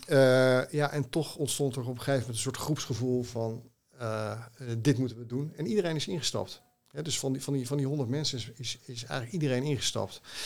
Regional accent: Haarlem, North Holland, Netherlands; Haarlemmer, hè, mijn moeder is in Haarlem geboren en mijn, vader ook tegen de rand van Haarlem, in Heemstede

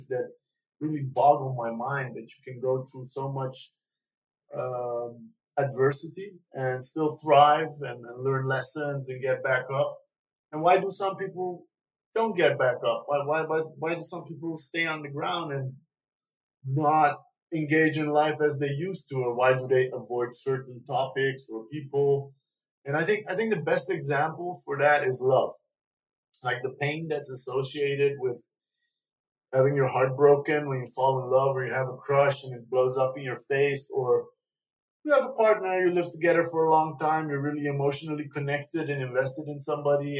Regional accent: Netherlands; also born or lived in Iran; I grew up in Holland from the age of 6.

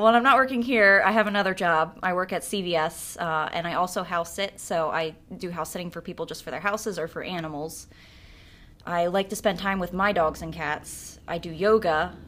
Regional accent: Pike Township, Pennsylvania, United States; also born or lived in Pottstown; I grew up in Pike Township, which is in Berks County, uh, specifically the Hill Church area. and I actually still reside there

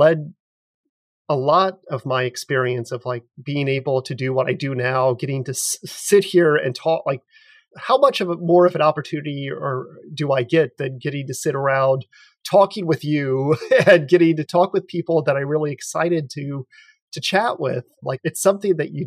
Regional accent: United States; also born or lived in Ottawa, Canada; now in St. Louis, United States

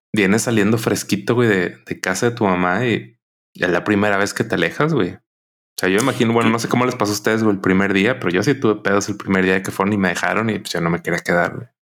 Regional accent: Monterrey, Nuevo León, Mexico; los que somos de Monterrey

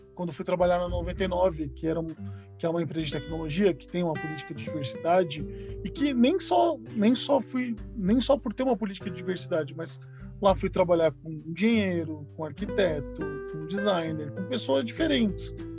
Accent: interior of São Paulo, Brazil; now in São Paulo, Brazil; eu vim do interior de São Paulo

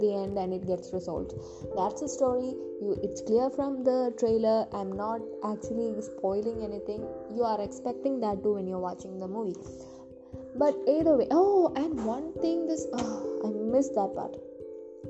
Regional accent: India; I'm from India, I'm Indian

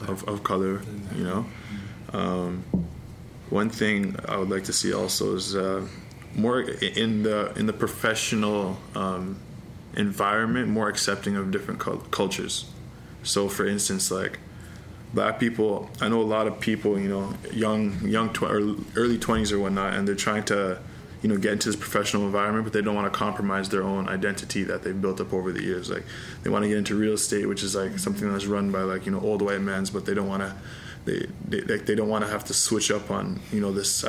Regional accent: Pickering, Ontario, Canada; I'm from Pickering

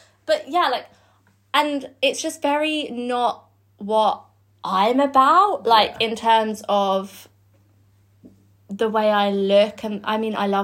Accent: Leigh-on-Sea, East of England, United Kingdom; also born or lived in Southend-on-Sea / Rayleigh; I was born in Southend-on-Sea, but lived in Rayleigh and then Leigh-on-Sea

